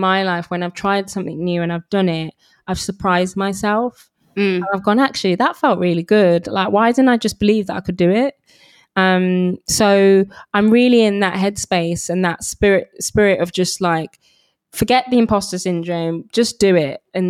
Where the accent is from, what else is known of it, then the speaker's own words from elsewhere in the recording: England, United Kingdom; So I'm a British Nigerian, you know, for a long time. You know, I kind of suppressed my Nigerian heritage